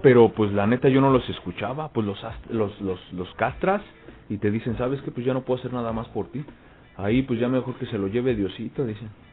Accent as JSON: {"language": "Spanish", "country": "Mexico", "said": "somos mexicanos"}